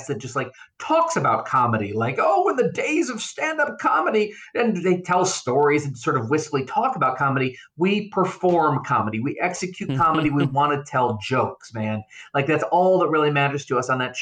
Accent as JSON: {"language": "English", "town": "Avon", "region": "New York", "country": "United States", "tie": "born or raised there", "also_born_or_lived": "Norfolk, Virginia / Columbia, South Carolina", "said": "for kindergarten, I moved to a little rural town in south of Rochester, New York, called Avon. It's a farming community. My graduating class had 69 kids in it"}